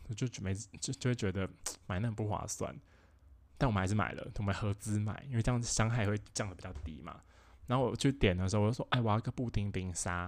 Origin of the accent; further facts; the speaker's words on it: Taoyuan, Taiwan; 因为我是桃园人啊